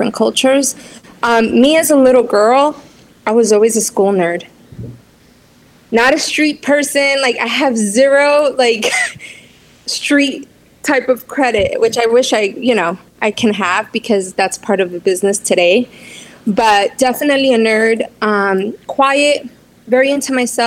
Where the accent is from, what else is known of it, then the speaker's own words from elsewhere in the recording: New York City, New York, United States; accent: Latin accent; I grew up in Southside, Jamaica, Queens